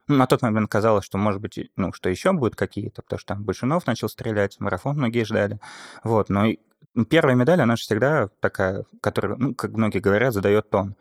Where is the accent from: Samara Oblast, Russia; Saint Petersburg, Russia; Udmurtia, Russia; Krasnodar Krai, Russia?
Saint Petersburg, Russia; я родом из Петербурга